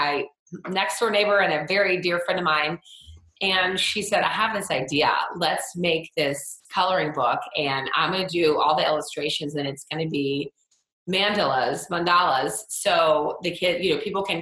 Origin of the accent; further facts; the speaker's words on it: Atlanta, Georgia, United States; I'm from Atlanta